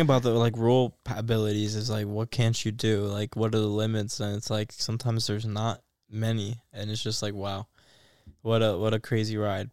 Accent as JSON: {"language": "English", "country": "United States", "said": "I'm American"}